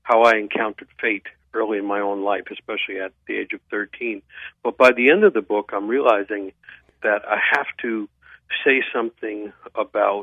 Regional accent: New York City, New York, United States; I grew up in New York City

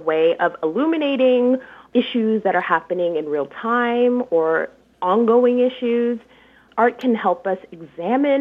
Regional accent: Detroit, Michigan, United States; So I grew up in what is now called Midtown, Detroit

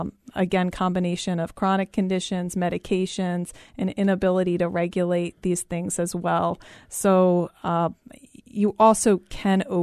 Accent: East Coast, United States; moved away; I'm from the East Coast and it gets very, very, very humid there.

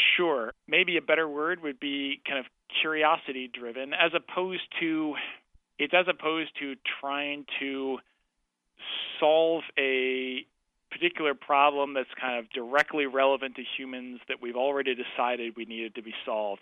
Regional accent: Canada; I'm a Canadian

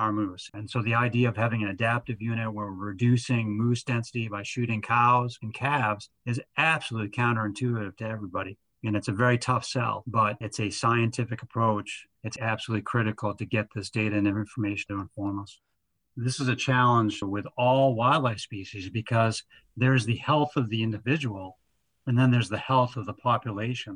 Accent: New Hampshire, United States; now in Maine, United States; I grew up in New Hampshire

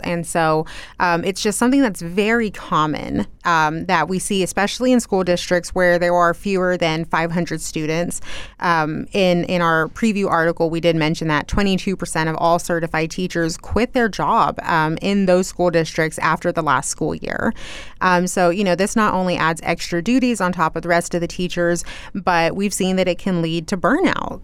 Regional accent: Loveland, Texas, United States; moved away as an adult; now in Lubbock, United States; I was born and raised in Loveland, and I stayed there until I was twenty-three years old, and then I moved here to Lubbock

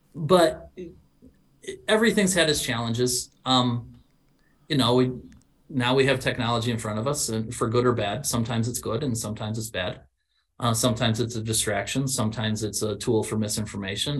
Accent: Illinois, United States; I was from yeah. Illinois and not Texas.

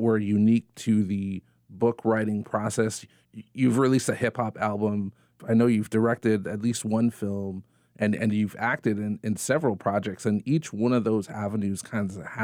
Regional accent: Hawaii, United States; growing up in Hawaii

